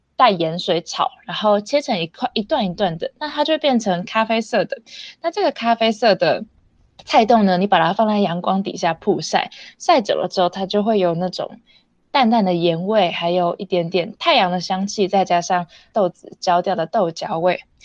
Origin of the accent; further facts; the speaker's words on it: Xihu Township, Miaoli County, Taiwan; now in Hsinchu, Taiwan; 我在小的时候都是在苗栗西湖乡长大的，那是一个非常在地的农村